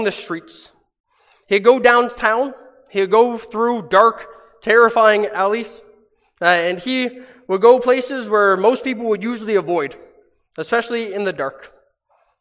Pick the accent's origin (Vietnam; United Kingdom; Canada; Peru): Canada; Hamilton, Ontario; moved away; my hometown back in Hamilton in Ontario